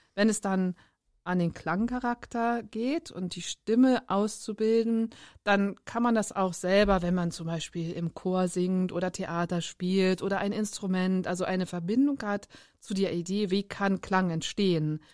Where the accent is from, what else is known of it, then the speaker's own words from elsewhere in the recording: Bremerhaven, Bremen, Germany; also born or lived in Darmstadt; Ich bin geboren in Darmstadt, aufgewachsen in Bremerhaven